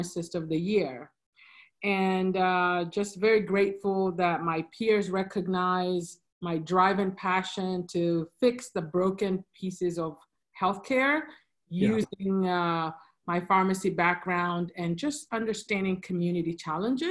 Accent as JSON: {"language": "English", "country": "Kenya", "tie": "born or raised there", "also_born_or_lived": "Blacksburg, Virginia / Philadelphia", "moved": "as an adult", "lives_now": "Charlotte, United States", "said": "I was originally born and raised in Kenya"}